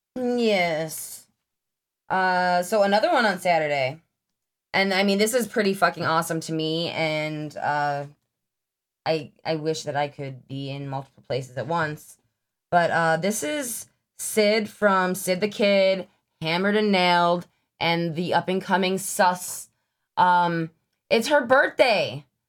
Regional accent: Lockport, New York, United States; growing up in the Lockport area

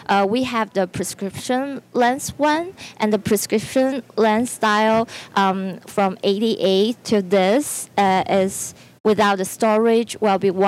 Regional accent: China; I'm from China.

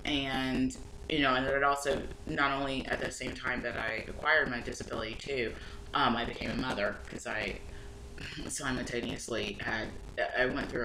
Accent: Arkansas, United States; I grew up in Arkansas.

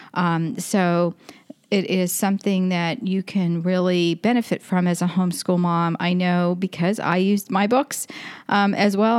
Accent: Florida, United States; I'm from Florida

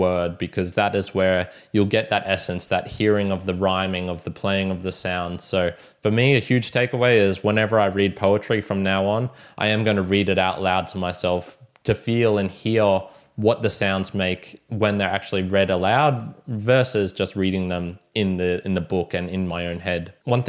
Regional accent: Australia

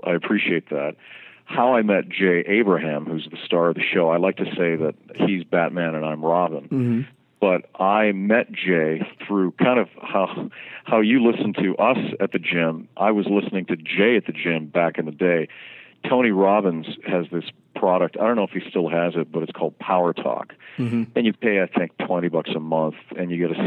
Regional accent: Vancouver, British Columbia, Canada; moved away as an adult; now in New York City, United States; I'm from Vancouver, BC, originally, and then I moved to New York City, I guess, about 11 years ago.

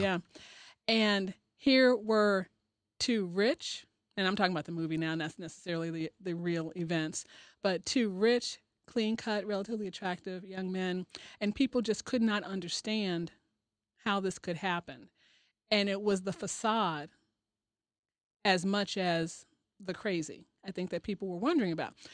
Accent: Chicago, Illinois, United States; moved away; I'm originally from Chicago

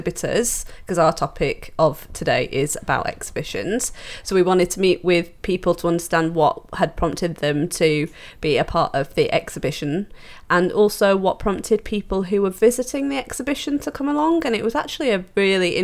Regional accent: Manchester, North West England, United Kingdom; I'm from Manchester, so we don't get to see the beach very often

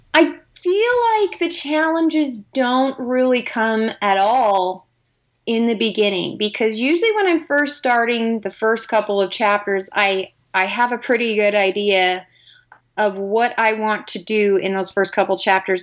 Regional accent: California, United States; now in Utah, United States; I grew up in California. Currently live in Utah

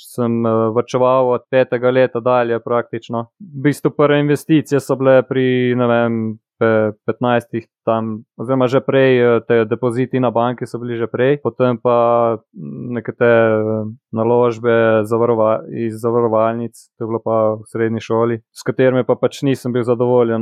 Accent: Cerknica, Slovenia; also born or lived in Postojna; sem iz Cerknice, star sem 31 let, hodil sem pač na gimnazijo v Postojni

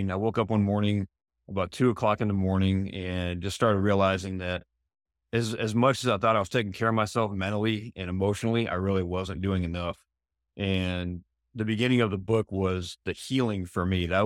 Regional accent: East Coast, United States; also born or lived in Arizona; now in San Diego, United States; I wasn't born or raised there, but I, I came from the East Coast moved to Arizona in 91

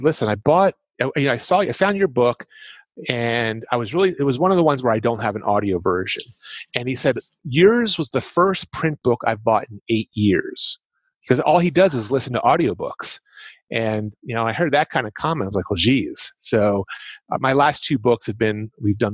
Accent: Philadelphia, Pennsylvania, United States; I'm from the Philadelphia, Pennsylvania area, so you get that kind of accent

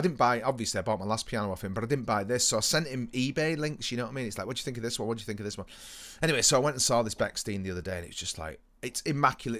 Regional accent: United Kingdom; we are British

